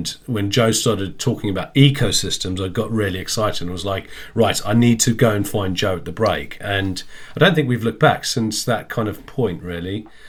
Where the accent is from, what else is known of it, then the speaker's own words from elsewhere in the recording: South Africa; moved away as an adult; Yeah, thank you. So … I grew up in South Africa. I left when I was 18.